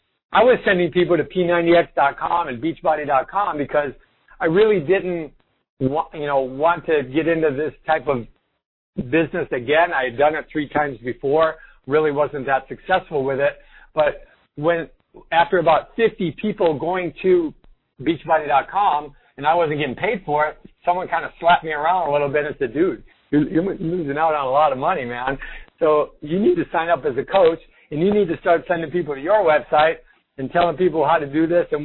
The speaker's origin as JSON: {"language": "English", "town": "Rockford", "region": "Illinois", "country": "United States", "said": "I'm from Chicago area, Rockford, Illinois, and I'm Italian"}